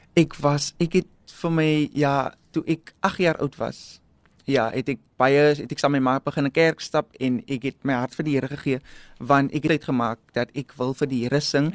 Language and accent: Afrikaans; South Africa; um ek het daar opgegroei binne in Salouris Paas